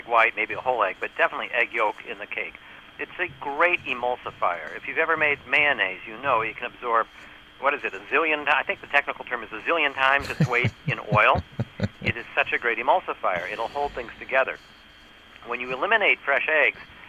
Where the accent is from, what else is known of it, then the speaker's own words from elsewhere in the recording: New York, United States; I'm from New York